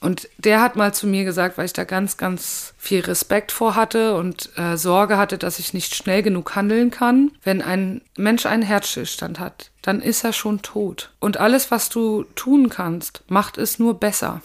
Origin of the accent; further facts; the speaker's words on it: Haiger, Hesse, Germany; weil das Büro damals noch in Haiger war und das ist ja mein Ort, wo ich herkomme